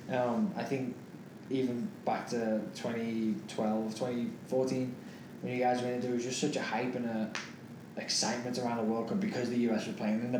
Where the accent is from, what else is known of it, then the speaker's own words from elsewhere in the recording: United States; as an American